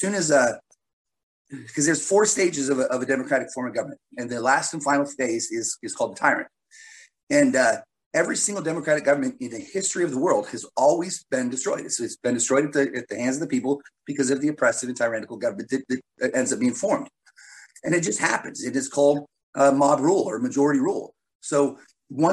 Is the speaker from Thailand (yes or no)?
no; United States; I'm an American